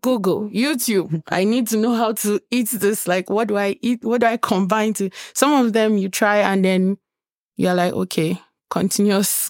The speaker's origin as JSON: {"language": "English", "country": "Nigeria", "moved": "yes", "lives_now": "Lethbridge, Canada", "said": "I'm from Nigeria"}